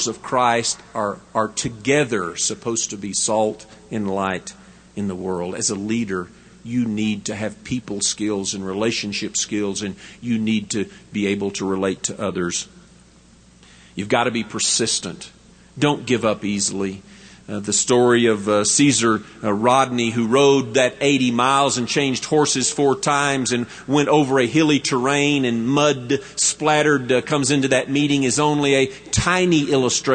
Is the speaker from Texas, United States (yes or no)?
yes; West Texas, United States; I am a Texan and a West Texan, I do not think of myself as a Southerner as much as I think of myself as a Westerner